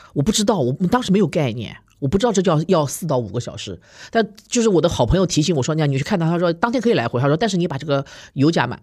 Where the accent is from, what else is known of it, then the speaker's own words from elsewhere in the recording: China; also born or lived in United States; 我们中国人